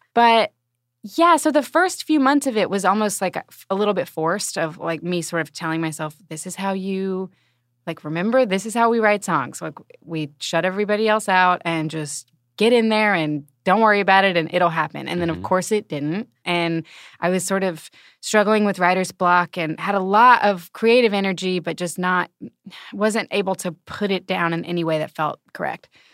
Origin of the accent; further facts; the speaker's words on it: Alabama, United States; now in Kansas City, United States; I'm from Alabama.